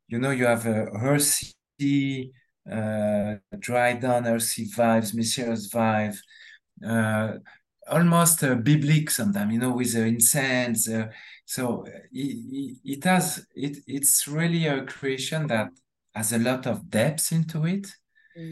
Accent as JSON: {"language": "English", "country": "France", "accent": "French", "second_language": "English", "said": "That's my French accent."}